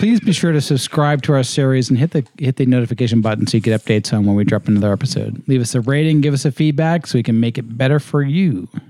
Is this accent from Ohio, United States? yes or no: no; Massachusetts, United States; moved away as an adult; now in North Carolina, United States; So as an homage to my birthplace, you know, born and raised in Massachusetts up until 4 years ago, I think next week.